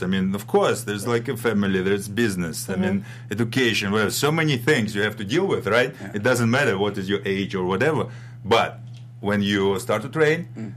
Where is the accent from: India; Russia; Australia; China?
Russia; moved away as an adult; now in United States; I'm from Russia, uh, from ex-Soviet Union, from Europe